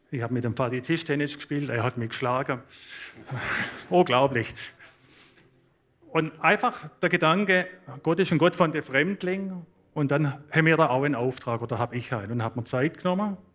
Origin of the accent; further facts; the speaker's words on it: Baden-Württemberg, Germany; now in Switzerland; Ich bin kein Schweizer, ich bin ein schwäbischer